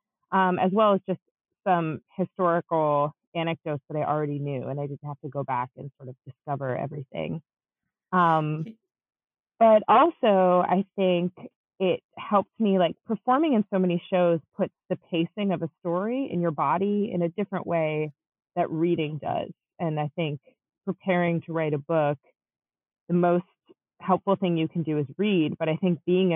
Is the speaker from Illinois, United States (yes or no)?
yes; Chicago, Illinois, United States; also born or lived in Long Island, New York; I grew up in Long Island and also in the Chicago area. I moved when I was about 9.